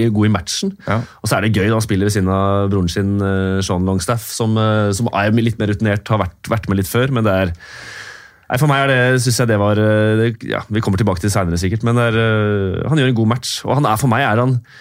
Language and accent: Norwegian; Norway; Som nordmann